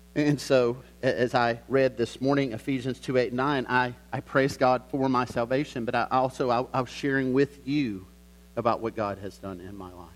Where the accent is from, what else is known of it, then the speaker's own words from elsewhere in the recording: the South, United States; I grew up in the South